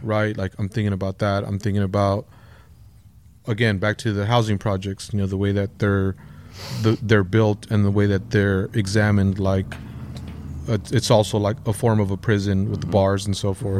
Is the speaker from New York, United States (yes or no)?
no; Lennox, California, United States; grew up in Lenox, uh, by the L A X airport